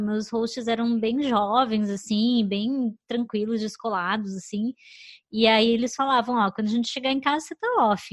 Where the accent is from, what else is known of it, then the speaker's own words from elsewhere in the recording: Curitiba, Paraná, Brazil; moved away as an adult; also born or lived in Chicago, United States; now in New York, United States; Eu nasci, morei a vida inteira lá em Curitiba